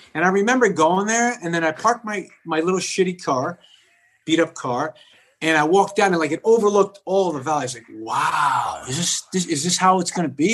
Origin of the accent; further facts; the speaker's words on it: New York City, New York, United States; also born or lived in Bronx, New York; I grew up in Whitestone, but I would go over the bridge. I went to school in the Bronx